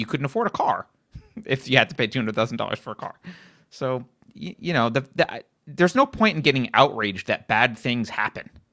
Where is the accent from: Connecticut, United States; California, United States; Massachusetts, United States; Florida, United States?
California, United States; as a Californian